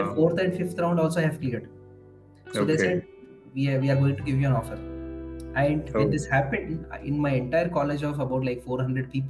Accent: India; English is a second language; moved away as an adult; now in Hyderabad, India; my hometown

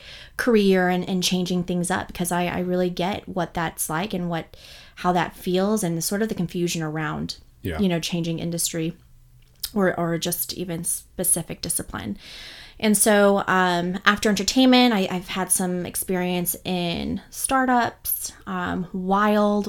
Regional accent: Bay Area, California, United States; also born or lived in Los Angeles; We grew up in the Bay Area in California

